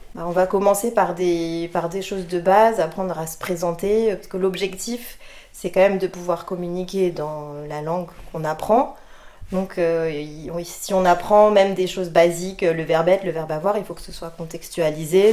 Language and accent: French; France; first language French; also born or lived in Russia; now in United Arab Emirates; je parle euh, le français, c'est ma langue maternelle. Ensuite, je parle japonais parce que ma mère est japonaise, donc je suis franco-japonaise